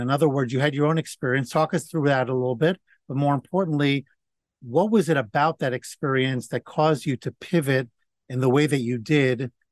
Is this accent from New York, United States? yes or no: yes; New York City, New York, United States; moved away; also born or lived in Atlanta; I grew up in the Bronx